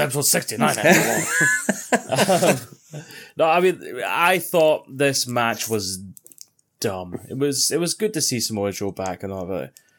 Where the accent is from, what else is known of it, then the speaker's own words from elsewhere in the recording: Scotland, United Kingdom; I'm Scottish.